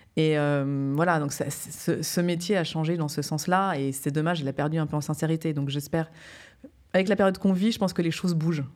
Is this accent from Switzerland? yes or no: yes; Geneva, Switzerland; moved away as an adult; also born or lived in New York / Paris; c'est quand même chez moi, j'ai grandi ici, je suis née à Genève